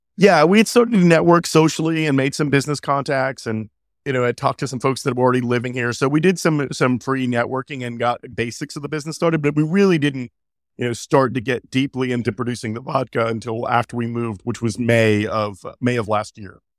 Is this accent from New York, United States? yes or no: yes; New York City, New York, United States; moved away as an adult; also born or lived in Jackson, Mississippi; I'm originally from New York City, born and raised to an Italian-American family. Grew up there